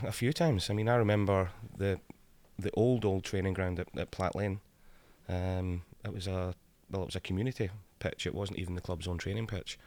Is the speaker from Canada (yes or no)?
no; Scotland, United Kingdom; I come from Scotland, small country